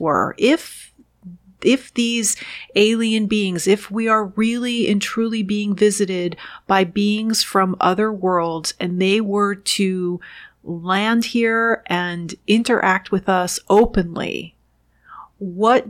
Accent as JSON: {"language": "English", "town": "New York City", "region": "New York", "country": "United States", "tie": "born or raised there", "also_born_or_lived": "Washington, D.C.", "moved": "yes", "said": "I was born and raised in the New York City area and lived outside of Washington, D.C."}